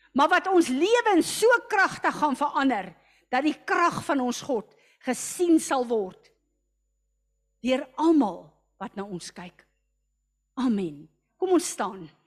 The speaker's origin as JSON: {"language": "Afrikaans", "country": "South Africa", "said": "ek as 'n Suid-Afrikaner"}